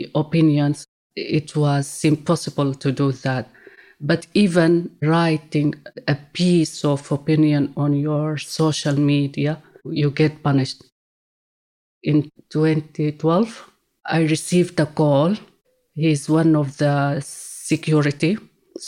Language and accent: English; Sudan; moved away as an adult; now in London, United Kingdom; I'm from Sudan.